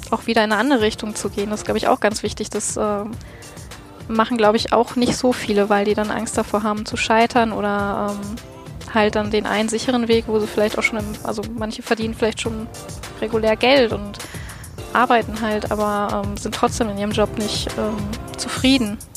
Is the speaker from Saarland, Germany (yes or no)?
no; Bochum, North Rhine-Westphalia, Germany; Ähm, ursprünglich komme ich aus Bochum